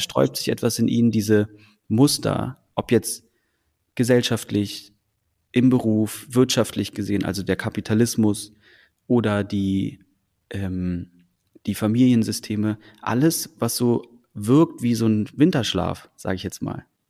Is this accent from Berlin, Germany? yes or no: yes; Berlin, Germany; also born or lived in Copenhagen, Denmark; nicht als Däne geboren, aber als in Deutschland, in Berlin groß geworden zu sein